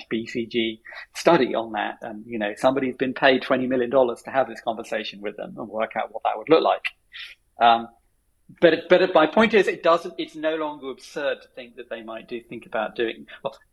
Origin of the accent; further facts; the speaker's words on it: United Kingdom; as a British person